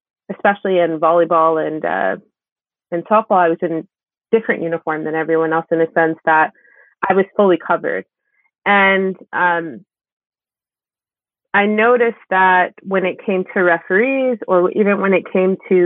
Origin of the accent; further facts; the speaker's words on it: Maplewood, New Jersey, United States; I grew up in a town called Maplewood